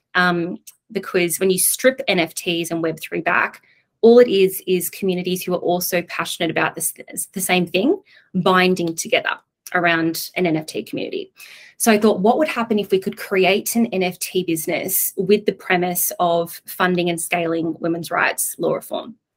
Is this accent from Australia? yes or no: yes; Coffs Harbour, New South Wales, Australia; moved away as an adult; I'm from Coffs Harbour. I was one of six people in my year at school.